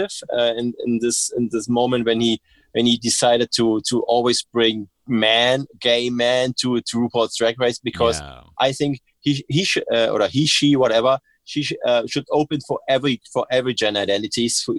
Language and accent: English; Berlin, Germany; English is a second language; I'm from Berlin